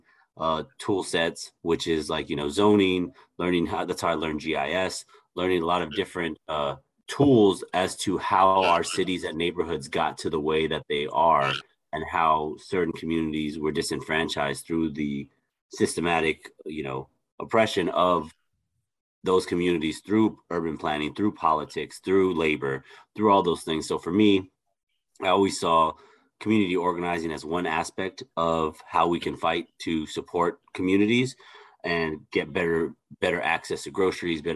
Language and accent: English; Los Angeles, California, United States; I am originally from Los Angeles, California. I grew up in East